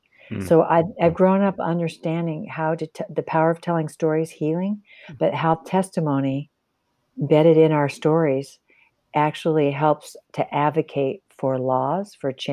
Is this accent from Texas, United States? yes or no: no; Seattle, Washington, United States; I was born and raised in Seattle.